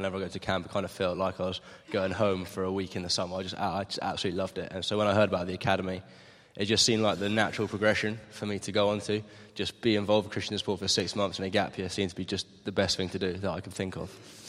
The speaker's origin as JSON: {"language": "English", "town": "Maidenhead", "region": "South East England", "country": "United Kingdom", "said": "So I'm from Maidenhead, just down the M40."}